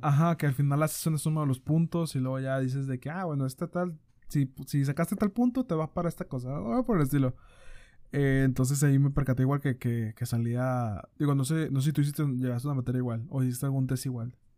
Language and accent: Spanish; Monterrey, Nuevo León, Mexico; nosotros acá somos de, de Monterrey, Nuevo León.